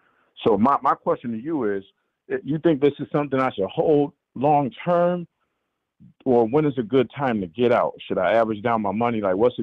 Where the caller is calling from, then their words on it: Buffalo, New York, United States; This is …. I'm calling from Buffalo.